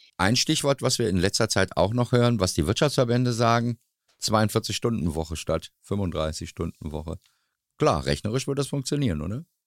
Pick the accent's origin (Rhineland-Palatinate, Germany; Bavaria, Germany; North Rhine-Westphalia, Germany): North Rhine-Westphalia, Germany; Dortmund; bei uns in Dortmund